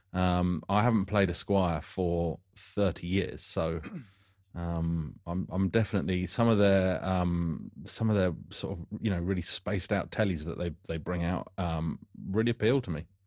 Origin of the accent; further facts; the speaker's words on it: United Kingdom; being British